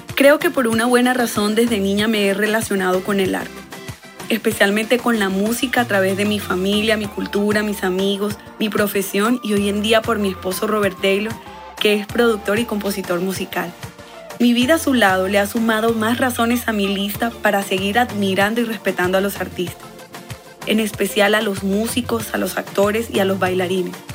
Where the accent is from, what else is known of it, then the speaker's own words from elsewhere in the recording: Valledupar, Cesar, Colombia; Soy de Valledupar, Colombia, la capital mundial del vallenato. Mi tierra